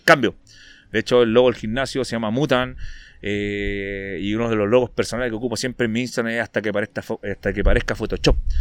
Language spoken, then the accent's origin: Spanish; Antofagasta, Chile; soy de Antofa, no soy de Santiago